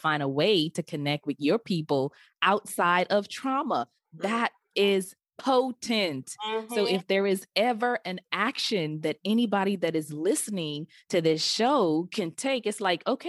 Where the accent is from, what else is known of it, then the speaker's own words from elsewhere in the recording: Nigeria; I remember I was like, I ain't telling nobody I'm the Nigerian, because they got the 419 scams.